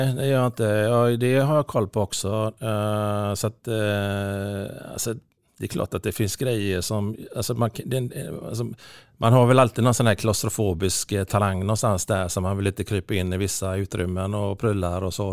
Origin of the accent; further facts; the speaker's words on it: Gothenburg, Västra Götaland, Sweden; Kortröra då, där jag är uppvuxen.